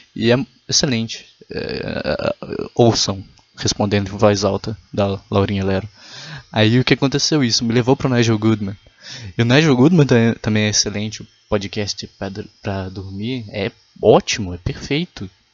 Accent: Minas Gerais, Brazil; eu sou de Minas Gerais

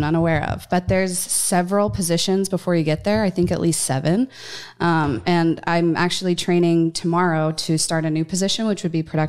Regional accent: Dallas, Texas, United States; I'm 27. I hail from Dallas, Texas

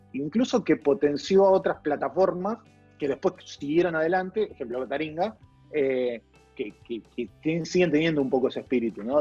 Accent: Avellaneda, Buenos Aires Province, Argentina; yo soy de Avellaneda

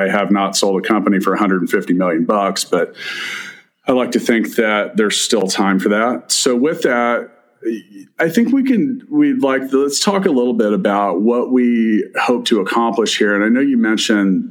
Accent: Kansas City, Missouri, United States; It's my hometown

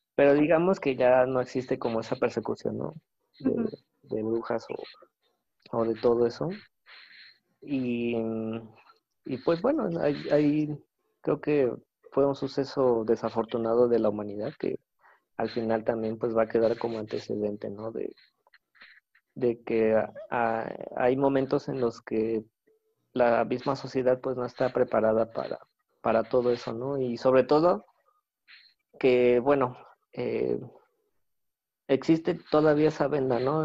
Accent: Querétaro, Mexico; yo que soy de Querétaro, acá en el, en el Tepe

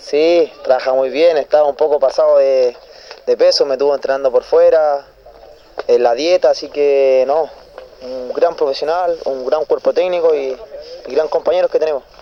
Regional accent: Santiago, Santiago Metropolitan Region, Chile; moved away as an adult; now in Linares, Chile; vengo de Santiago, jugué en inferiores, lo hice en, en Colo Unión Española, Santiago Morning igual

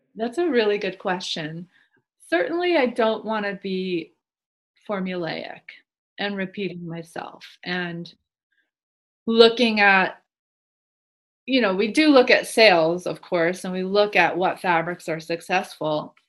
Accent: Massachusetts, United States; moved away as an adult; also born or lived in New York City; I grew up in Massachusetts

